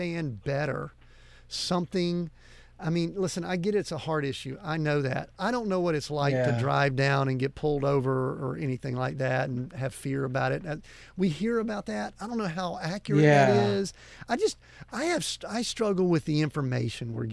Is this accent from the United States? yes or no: yes; Deep South, United States; I grew up in the Deep South.